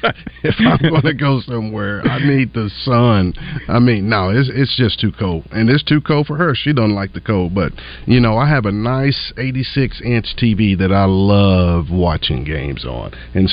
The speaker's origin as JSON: {"language": "English", "area": "Highland Court", "region": "Arkansas", "country": "United States", "tie": "born or raised there", "also_born_or_lived": "Mayflower", "said": "I grew up in Highland Court."}